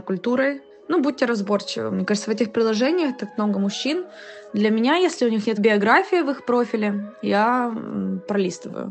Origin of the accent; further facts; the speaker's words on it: United Arab Emirates; now in London, United Kingdom; я русская украинка, кореянка, э, родилась в Арабских Эмиратах, Живу и работаю в Лондоне